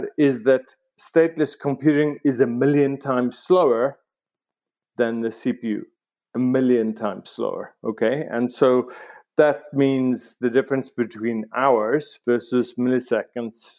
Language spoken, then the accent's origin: English; South Africa; moved away; also born or lived in Cambridge, United Kingdom; I grew up in South Africa